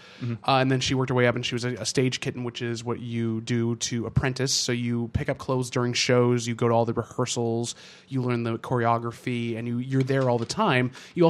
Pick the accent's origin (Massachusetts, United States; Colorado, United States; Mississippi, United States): Massachusetts, United States; now in Vermont, United States; Anyhow, I grew up in the suburbs north of Boston for most of my life. I moved around quite a bit, but that's where I spent most of my life.